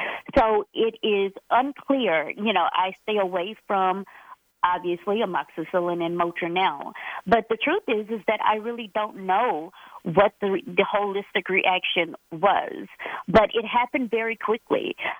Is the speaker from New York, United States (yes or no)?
no; Fort Worth, Texas, United States; I grew up in Fort Worth, Texas, which is right outside of Dallas, Texas, born and raised there.